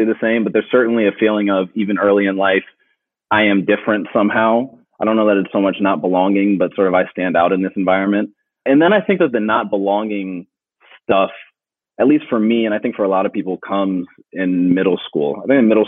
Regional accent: Philadelphia, Pennsylvania, United States; I grew up in Philly

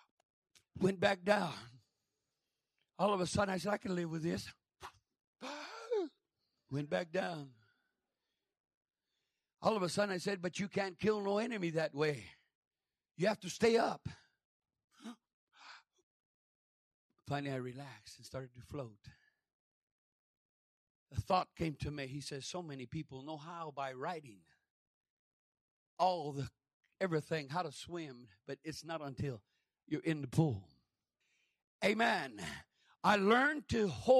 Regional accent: Grants, New Mexico, United States; I come from Grants, New Mexico.

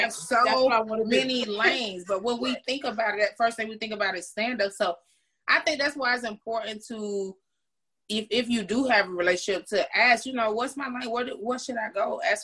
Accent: Florida, United States; I'm from Florida

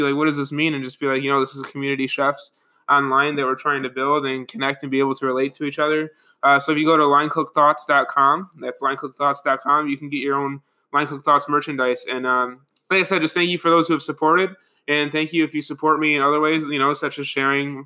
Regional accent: Buffalo, New York, United States; I'm from Buffalo

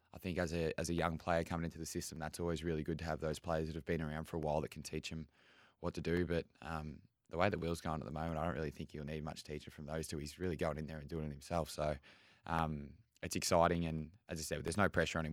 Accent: Melbourne, Victoria, Australia; now in Brisbane, Australia; growing up in Melbourne

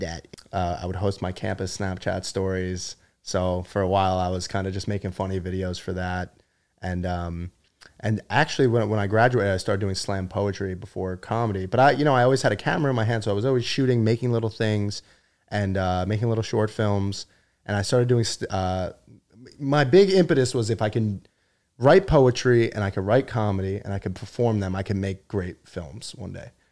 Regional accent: Long Island, New York, United States; I'm Long Island

